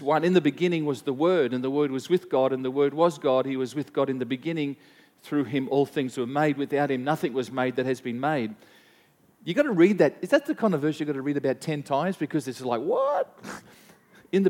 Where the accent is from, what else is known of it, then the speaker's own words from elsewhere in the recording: Gympie, Queensland, Australia; also born or lived in Gladstone, Queensland; I was born in Gympie. I grew up on a little farm outside of Gympie till about the age of 5. I moved into Gympie, went to school. At the age of 13, or age of 10, I moved to Gladstone